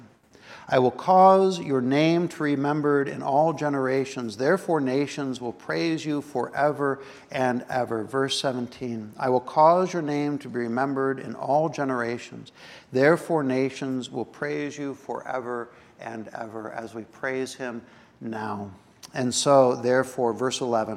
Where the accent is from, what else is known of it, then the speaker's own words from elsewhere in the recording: United States; I'm an American.